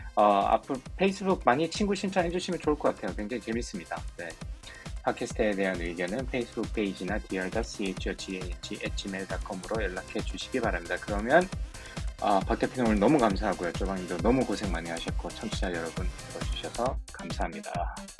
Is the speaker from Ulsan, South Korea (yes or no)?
yes; Ulsan, South Korea; 저는 일단 울산 출신이라서